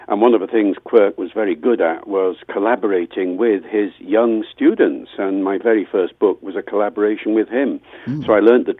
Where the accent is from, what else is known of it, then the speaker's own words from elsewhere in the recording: Wales, United Kingdom; first language English; as I grew up, I learned Welsh on the streets and in school